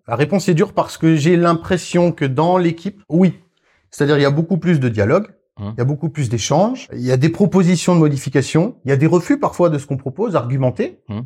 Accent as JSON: {"language": "French", "area": "Alsace", "region": "Grand Est", "country": "France", "said": "je suis alsacien"}